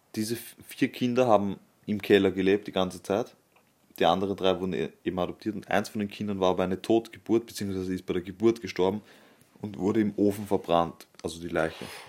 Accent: Vienna, Austria; als Wiener

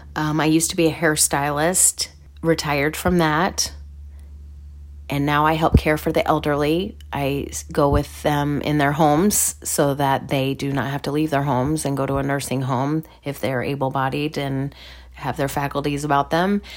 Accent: Midwest, United States; I'm from the Midwest.

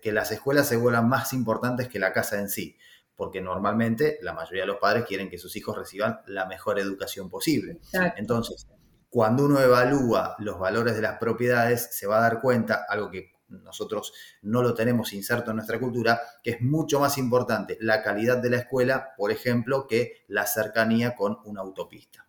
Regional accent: Argentina; accent: Argentine; moved away as an adult; also born or lived in Florida, United States; now in United States; vengo de Argentina como mi este, forma de hablar lo indica. Ya hace varios años que vivo aquí en Estados Unidos.

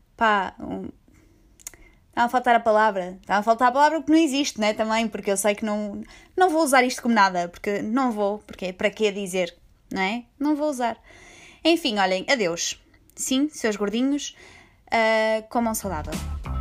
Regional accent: Portugal; eu sou portuguesa

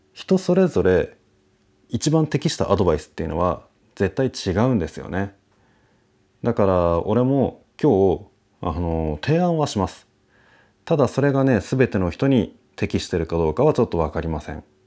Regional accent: Japan; moved away; also born or lived in Taiwan; 俺はねその日本人として

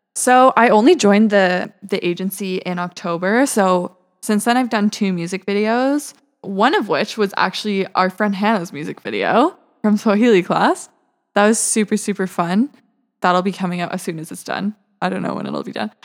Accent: Vancouver, British Columbia, Canada; moved away as an adult; now in Montreal, Canada; I grew up in Vancouver, British Columbia

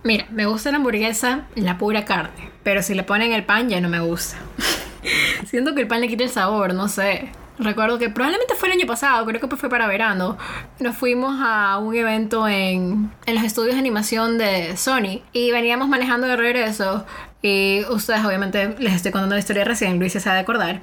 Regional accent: Manabí, Ecuador; moved away as an adult; now in Mexico; soy costeña, soy criada en Manaví

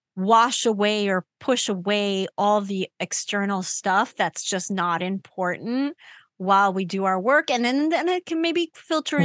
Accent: New York, United States; I grew up in New York. So I'm used to New York and I'm used to New York noise.

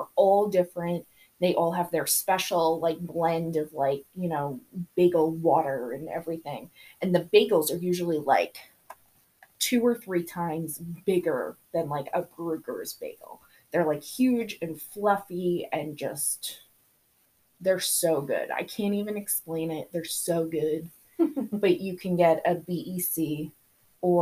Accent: Long Island, New York, United States; moved away as an adult; I grew up on Long Island.

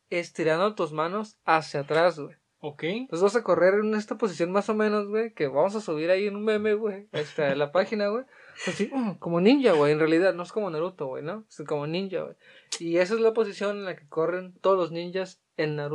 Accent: Mexico; yo soy mexicano

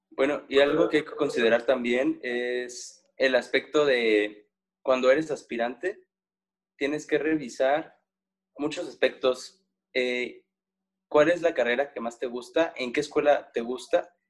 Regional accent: Guanajuato, Mexico; yo soy del estado de Guanajuato, entonces para, para Michoacán yo soy un foráneo, porque soy de otro estado

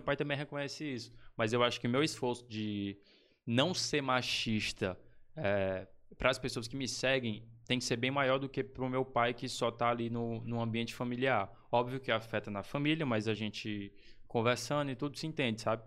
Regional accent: Chapadinha, Maranhão, Brazil; Nasci, cara, em Chapadinha, Maranhão

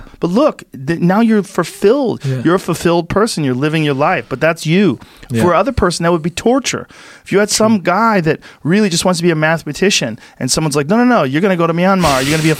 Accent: Boston, Massachusetts, United States; because I grew up in New England, and in Boston, everybody worked hard.

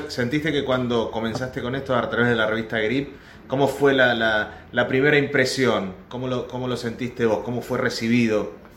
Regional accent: Argentina; nosotros los argentinos

